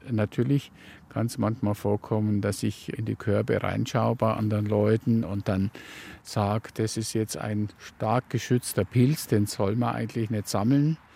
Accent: Waldsassen, Bavaria, Germany; now in Kist, Germany; aufgewachsen bin ich in Waldsassen, ganz im Norden der Oberpfalz, Landkreis Tirschenreuth.

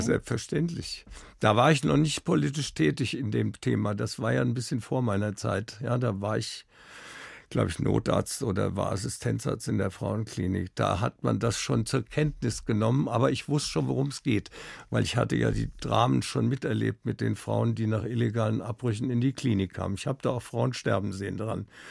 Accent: Wiesbaden, Hesse, Germany; born or raised there; now in Munich, Germany

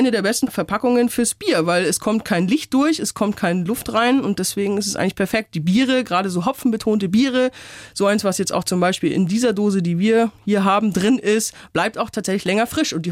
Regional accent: Upper Palatinate, Bavaria, Germany; Ich komme aus der Oberpfalz

